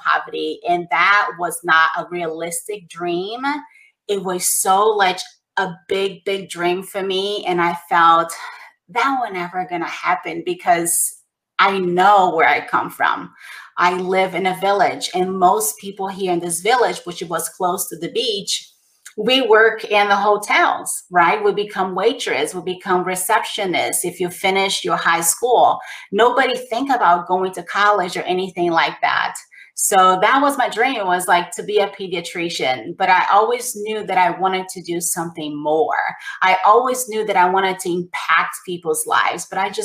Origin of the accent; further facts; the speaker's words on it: Brazil; moved away; I grew up in poverty in Brazil.